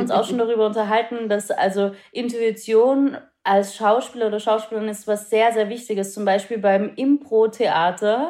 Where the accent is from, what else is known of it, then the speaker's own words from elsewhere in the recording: Austria; moved away; ich bin in Österreich aufgewachsen